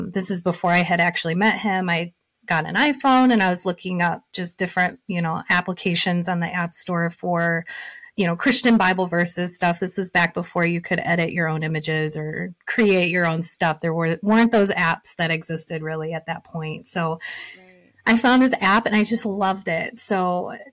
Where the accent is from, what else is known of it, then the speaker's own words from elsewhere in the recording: Michigan, United States; I was born and raised in Michigan.